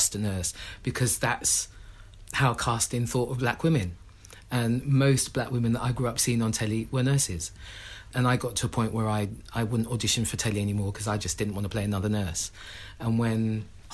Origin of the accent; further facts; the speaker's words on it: London, United Kingdom; my family were one of the first families that moved into Tottenham, with one of the first black families in Tottenham